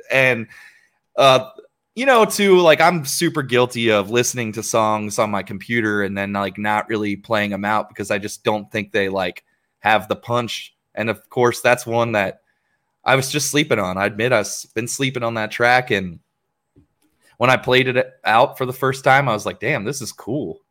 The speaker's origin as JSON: {"language": "English", "region": "Ohio", "country": "United States", "said": "I'm from Ohio"}